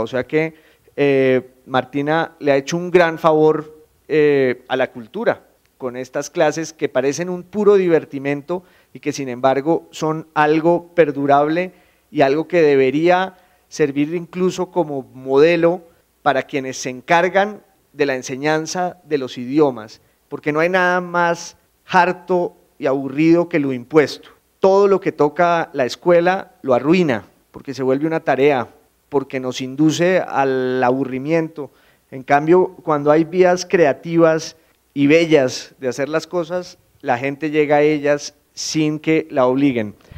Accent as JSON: {"language": "Spanish", "town": "Popayán", "region": "Cauca", "country": "Colombia", "moved": "yes", "lives_now": "Bogotá, Colombia", "said": "yo soy de Popayán y, en Popayán también tenemos nuestro, nuestro idioma"}